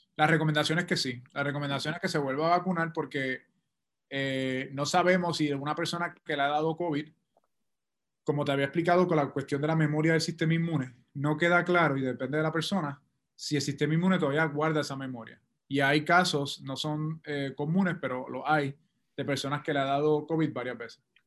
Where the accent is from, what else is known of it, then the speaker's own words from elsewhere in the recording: Puerto Rico; nuestra propia experiencia como puertorriqueños